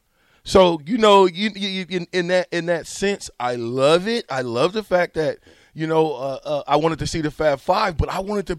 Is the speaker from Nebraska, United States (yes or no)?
yes; Omaha, Nebraska, United States; You know, I grew up in Nebraska, Omaha, in projects, of course, and I was blessed enough to have the Big Brothers and Big Sisters program.